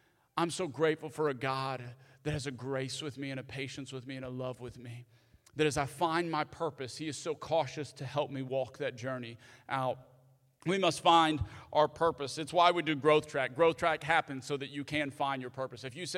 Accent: the South, United States; And especially growing up in the South, a lot of times, if you grew up in the South like me

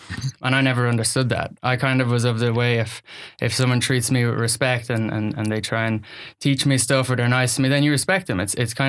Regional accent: Ireland; accent: Irish; So I think my life started in Ireland. You'll hear from the accent. I am the son of a farmer's son.

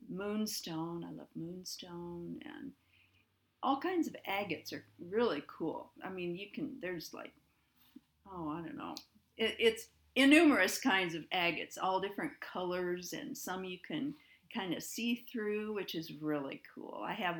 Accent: Crete, United States; Well, I grew up in Crete, and I still live in Crete.

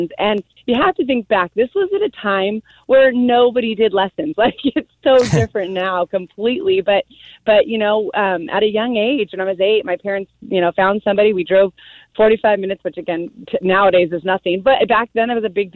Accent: Southern California, United States; I am from Southern California. I grew up here

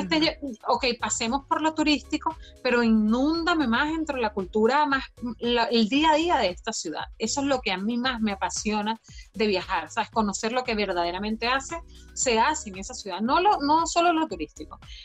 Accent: Venezuela; moved away as an adult; now in Ireland

